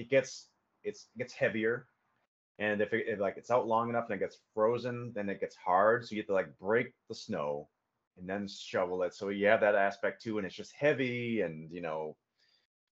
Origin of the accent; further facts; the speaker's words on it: Massachusetts, United States; moved away; growing up in Massachusetts